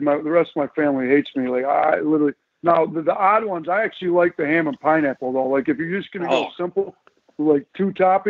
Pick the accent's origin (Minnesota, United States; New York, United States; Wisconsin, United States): Wisconsin, United States; Milwaukee; Milwaukee. I'm up from Milwaukee, you know, so we got to go back to the home state deal.